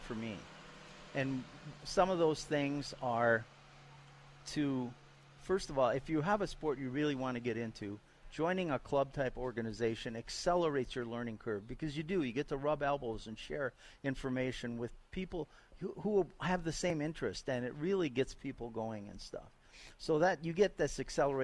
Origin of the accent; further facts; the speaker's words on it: Minnesota, United States; moved away; growing up in Minnesota